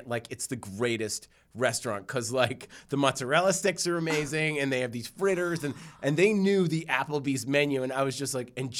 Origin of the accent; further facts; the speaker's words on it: Newton, Massachusetts, United States; I grew up in Newton in Jewish houses